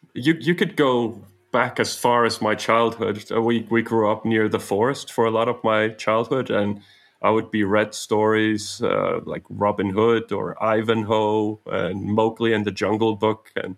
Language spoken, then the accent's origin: English; Denmark; English is a second language; also born or lived in Canada / United States; I was born in Denmark, but almost initially we got on a plane and flew to Canada. And we lived 4 years in Canada and then 2.5 years in the US and then came back to Denmark when I was coming close to 7 years of age.